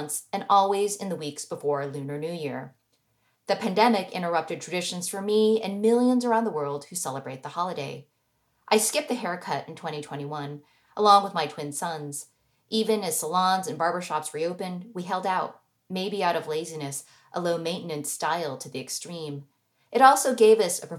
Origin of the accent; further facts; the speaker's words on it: United States; as the American-born daughter of immigrants